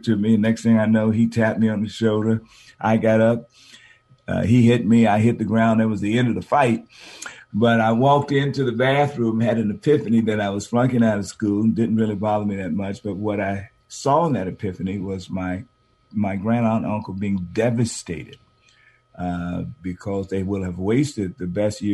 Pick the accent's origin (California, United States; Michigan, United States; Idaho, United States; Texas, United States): California, United States; San Francisco; moved away as an adult; also born or lived in Boston; I was born here in San Francisco